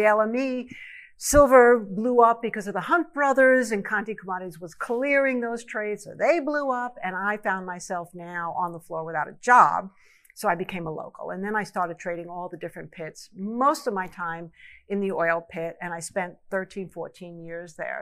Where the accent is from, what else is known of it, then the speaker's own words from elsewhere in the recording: New York, United States; I grew up in New York